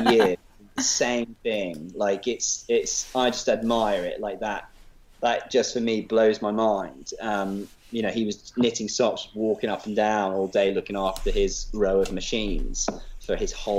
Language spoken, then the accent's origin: English; Leicester, East Midlands, United Kingdom; I'm from Leicester.